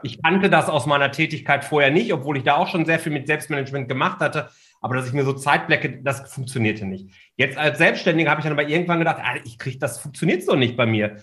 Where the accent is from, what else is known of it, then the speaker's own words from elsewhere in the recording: Ruhr area, North Rhine-Westphalia, Germany; Also ich bin ja ein Kind des Ruhrgebiets, komme ja daher